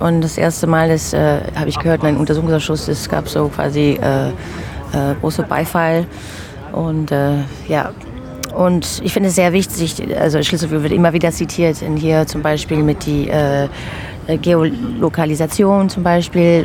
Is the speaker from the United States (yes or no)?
yes; United States; German is a second language; now in Berlin, Germany; Ich komme aus den USA, habe kubanischen äh, Hintergrund.